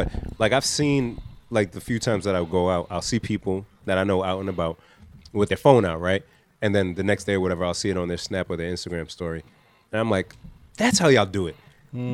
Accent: Nigeria; I'd be like, no, I'm not Jamaican. I'm Nigerian. That's it.

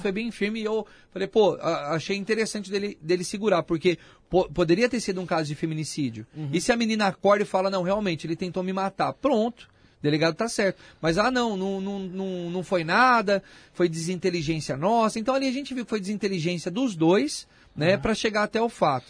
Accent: Itapevi, São Paulo, Brazil; sou da região ali, Itapevi, nasci em Itapevi.

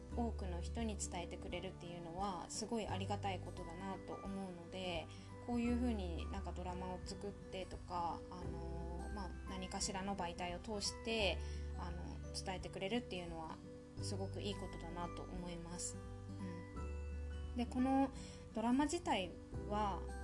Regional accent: Tohoku, Japan; 自由な東北人

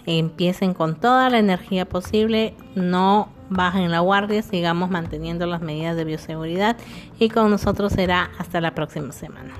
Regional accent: Piura, Peru; nuestro Piura querido

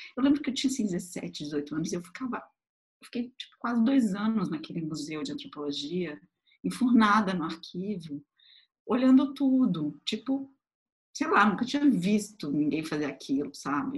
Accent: Florianópolis, Santa Catarina, Brazil; moved away as an adult; also born or lived in Tubarão, Santa Catarina; now in São Paulo, Brazil; nasci numa cidade até um pouco menor, bem menor, que se chama Tubarão, em Santa Catarina também. Mas eu fui morar com poucos meses de idade em Florianópolis, então me considero de Florianópolis.

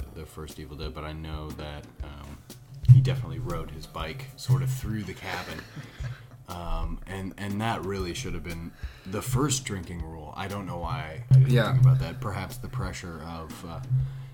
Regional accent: United States; me as an American

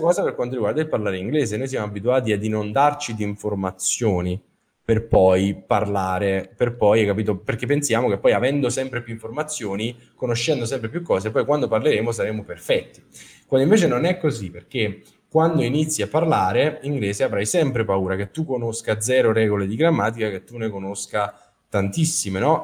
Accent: Capua, Campania, Italy; also born or lived in Naples; Sono a Capua, eh, la mia città natale, dove ho vissuto per la maggior parte della mia vita

